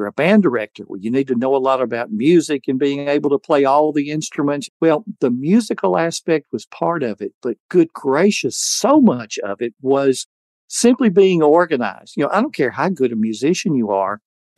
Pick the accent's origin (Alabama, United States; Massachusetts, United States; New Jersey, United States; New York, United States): Alabama, United States; I had born and raised in Alabama